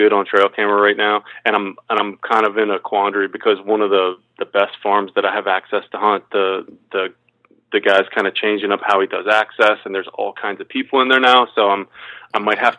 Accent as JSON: {"language": "English", "region": "Midwest", "country": "United States", "tie": "born or raised there", "moved": "as an adult", "lives_now": "Maryland, United States", "said": "So I grew up hunting out in the Midwest and then had to adapt to this East Coast stuff."}